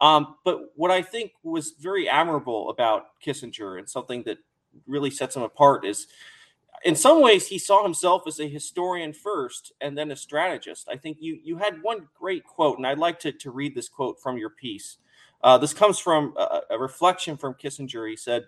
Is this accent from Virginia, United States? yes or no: no; Oakland, California, United States; I grew up in the San Francisco Bay Area. I grew up in Oakland.